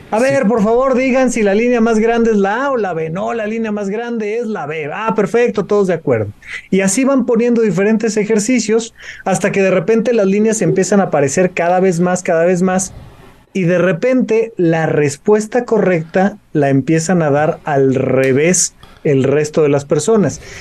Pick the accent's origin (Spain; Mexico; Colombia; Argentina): Mexico; nuestro país, México